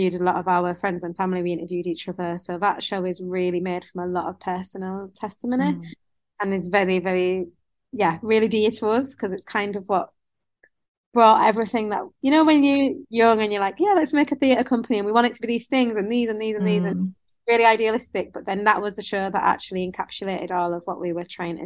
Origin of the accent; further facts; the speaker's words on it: Bradford, Yorkshire and the Humber, United Kingdom; I am from Bradford originally